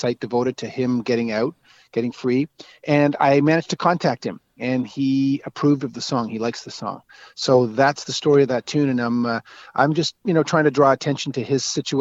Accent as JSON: {"language": "English", "town": "Rothesay", "region": "New Brunswick", "country": "Canada", "tie": "born or raised there", "also_born_or_lived": "Toronto", "moved": "yes", "lives_now": "Montreal, Canada", "said": "I grew up in outside St. John, a town called East Riverside, which was amalgamated into Rothay now"}